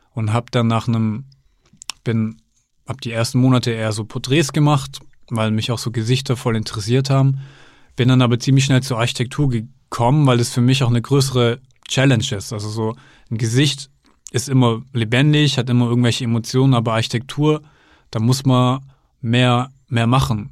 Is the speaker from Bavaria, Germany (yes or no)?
no; near Stuttgart, Baden-Württemberg, Germany; Ich komme ja aus der Nähe von Stuttgart